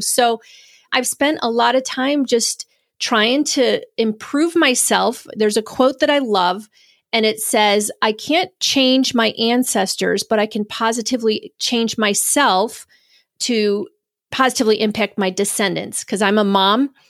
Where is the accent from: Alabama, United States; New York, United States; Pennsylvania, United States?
New York, United States; Spencerport; Originally, I'm from Rochester, New York. I grew up in a little town called Spenceport, so actually a little suburb of Rochester